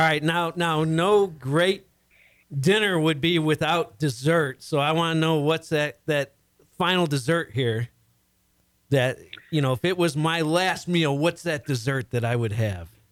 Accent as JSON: {"language": "English", "town": "Chicago", "region": "Illinois", "country": "United States", "moved": "yes", "lives_now": "Houston, United States", "said": "I'm originally from the Chicago area, and I absolutely love being down here in Houston"}